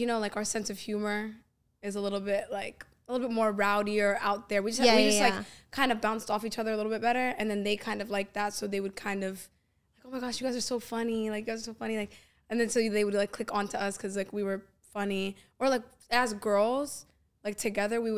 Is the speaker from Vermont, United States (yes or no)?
no; Northern Virginia, United States; I grew up in Northern Virginia, but like in a very suburban white